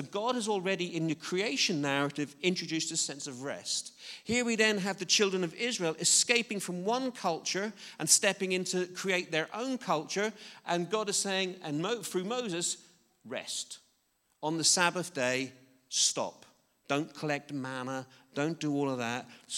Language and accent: English; Belfast, Northern Ireland, United Kingdom; I was brought up in I'm quite old, and I was brought up in in Belfast, Northern Ireland, which is a relatively strict Christian background.